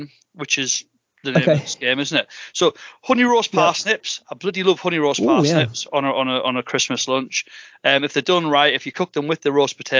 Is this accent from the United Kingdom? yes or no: yes; County Durham, North East England, United Kingdom; I grew up in County Durham, which is just like north of, it's between sort of Newcastle and Yorkshire, essentially